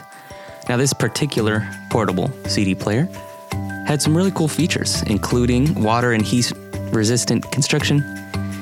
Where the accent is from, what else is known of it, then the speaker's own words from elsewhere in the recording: Columbia, United States; the house I grew up on in Columbia